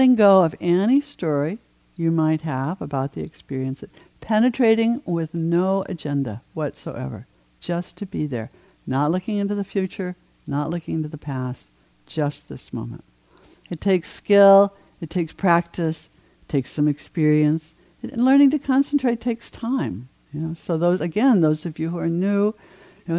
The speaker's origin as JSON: {"language": "English", "region": "New England", "country": "United States", "tie": "born or raised there", "said": "I grew up in New England"}